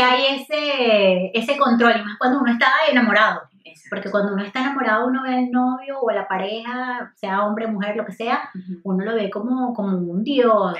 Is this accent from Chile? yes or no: no; Venezuela; moved away as an adult; also born or lived in United States; me fui de Venezuela a estudiar a Estados Unidos